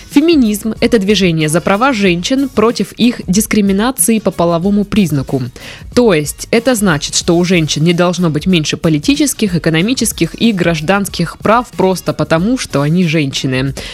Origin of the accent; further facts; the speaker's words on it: United States; Russian is a second language; now in Russia; Я недавно приехала в Россию, и мне очень интересно услышать ваше мнение по поводу феминизма. Я сама из Америки